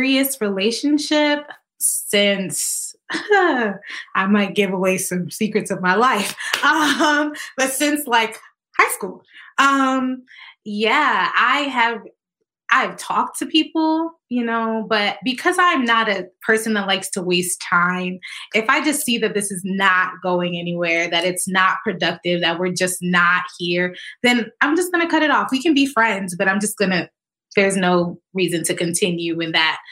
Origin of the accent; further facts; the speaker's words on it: Connecticut, United States; also born or lived in Tennessee; I am from Connecticut, born and raised here, went to school in Tennessee, came back to Connecticut